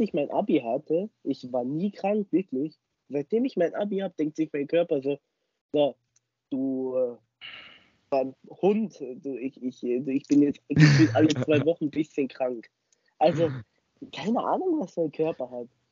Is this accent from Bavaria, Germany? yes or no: yes; Starnberg, Bavaria, Germany; bei uns in Starnberg